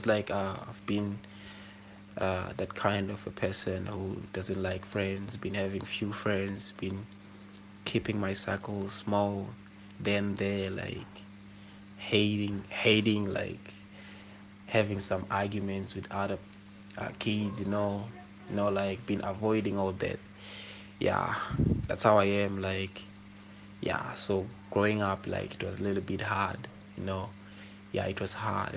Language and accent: English; Komatipoort area, Mpumalanga, South Africa; I was born in Komazi in Mpumalanga, actually, in a place called Block A. Yes, so started schooling on a primary school